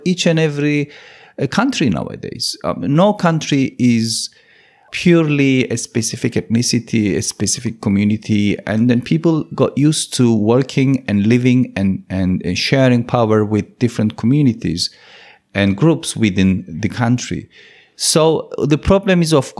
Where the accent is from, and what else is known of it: Turkish Cypriot community, Northern Cyprus, Cyprus